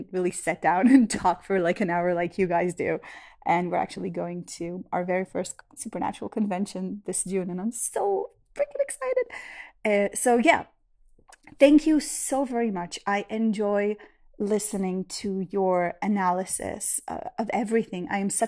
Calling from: Israel; I'm a listener from Israel

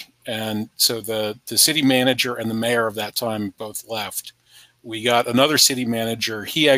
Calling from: Charlottesville, Virginia, United States; I'm in Charlottesville, Virginia.

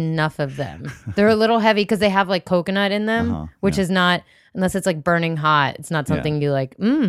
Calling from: Alexandria, Virginia, United States; I'm recording from Alexandria, Virginia

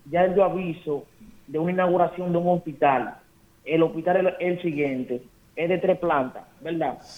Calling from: Pantoja, Distrito Nacional, Dominican Republic; Yo soy aquí de Pantoja

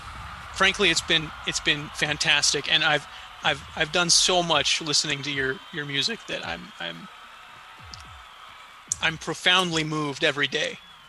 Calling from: Chicago, Illinois, United States; I'm coming from Chicago.

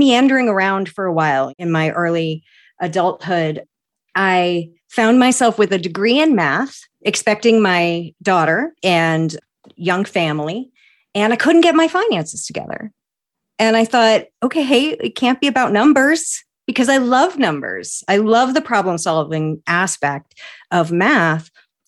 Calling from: Maine, United States; I am in central Maine, in a little town of about 40,000 people, about an hour from Acadia National Park, surrounded by woods and mountains and ponds and rivers.

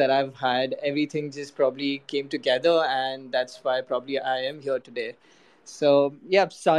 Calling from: Chennai, Tamil Nadu, India; I'm joining from India, the south part of India, city called Chennai.

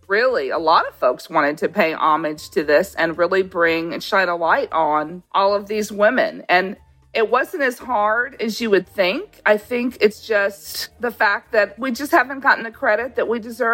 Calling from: Savannah, Georgia, United States; I'm calling from Savannah, Georgia, and I own Back in the Day Bakery

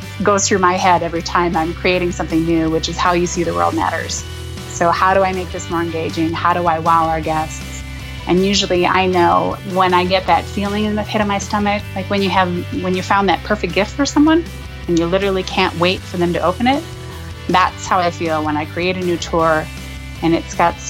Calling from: Denver, Colorado, United States; I am in Denver, Colorado.

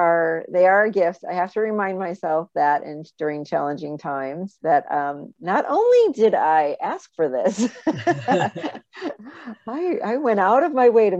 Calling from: Saratoga Springs, New York, United States; I live in upstate New York, Saratoga Springs, by the racetrack.

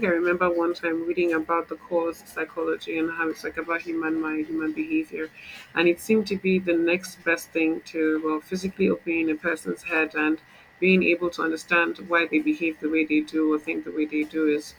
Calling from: Lagos, Nigeria; Lagos, Nigeria.

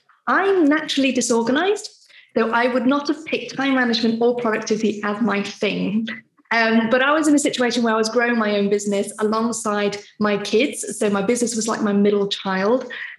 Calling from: Stafford, West Midlands, United Kingdom; So I'm in Stafford in the West Midlands.

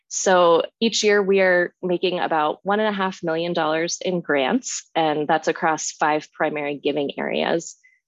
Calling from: Seattle, Washington, United States; I am calling in from Seattle, Washington, on the lands of the Duwamish and Coast Salish people today.

